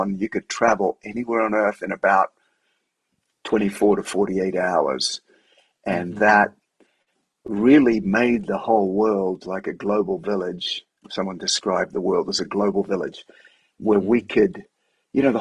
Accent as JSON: {"language": "English", "town": "Sydney", "region": "New South Wales", "country": "Australia", "moved": "as an adult", "lives_now": "Denver, United States", "said": "my wife's from San Diego, I'm from Sydney. We're beach people"}